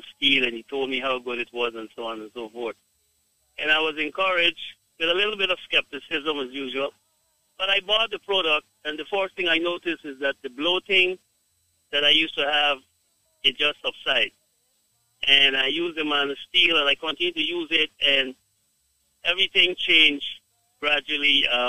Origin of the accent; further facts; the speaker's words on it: Guyana; I am from Guyana, but my wife is from Jamaica. So I've been to Jamaica a lot.